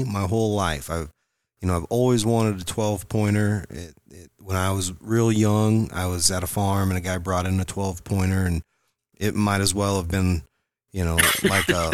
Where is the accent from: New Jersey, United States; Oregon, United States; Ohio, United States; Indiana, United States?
Indiana, United States; moved away; I grew up in Indiana